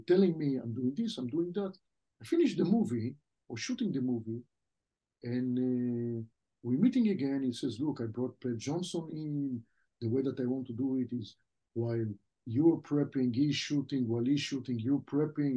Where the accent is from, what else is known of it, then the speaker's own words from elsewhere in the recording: Israel; first language French; English is a second language; moved away as an adult; The language that we spoke at home as a kid, the first language I spoke was French, even though I grew up in Israel.